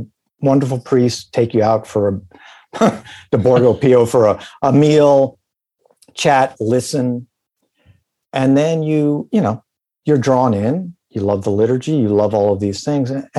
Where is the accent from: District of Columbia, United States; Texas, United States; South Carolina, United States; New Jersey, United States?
New Jersey, United States; I come from New Jersey